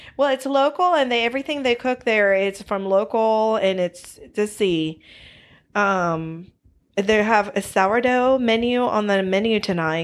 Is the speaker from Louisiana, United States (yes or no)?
no; Greenville, South Carolina, United States; We are actually from Greenville, South Carolina. We are down here in the South